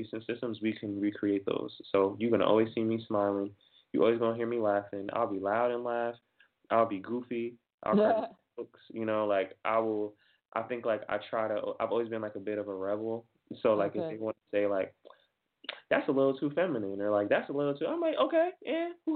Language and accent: English; Jamaica; I'm Jamaican, and we have like kind of values